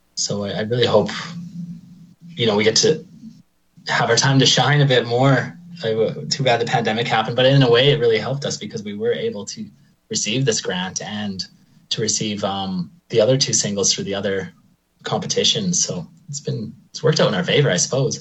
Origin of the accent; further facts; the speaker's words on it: Lacombe, Alberta, Canada; moved away as an adult; also born or lived in Red Deer, Alberta / Ireland; I, I grew up in Lacombe. I think I moved there in like the third grade or something like that. I was born in Red Deer, but I, I stayed in Lacombe until I was about 19